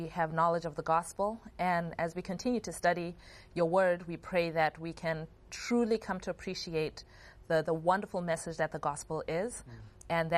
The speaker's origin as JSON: {"language": "English", "country": "Zimbabwe", "tie": "born or raised there", "said": "growing up in Zimbabwe"}